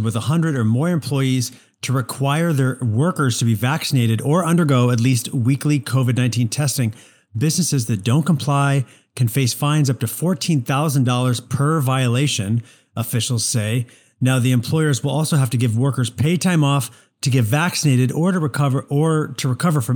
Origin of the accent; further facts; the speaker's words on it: Missouri, United States; moved away; I'm from Missouri? I was born and raised in Missouri.